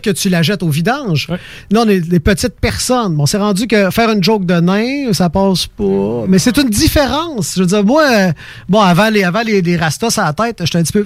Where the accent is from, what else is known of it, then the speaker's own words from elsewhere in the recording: Quebec, Canada; accent: Québécois; notre accent